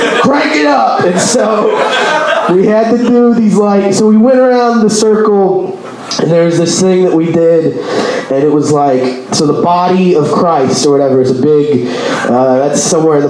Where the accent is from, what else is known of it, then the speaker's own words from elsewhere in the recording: Texas, United States; I'm from Texas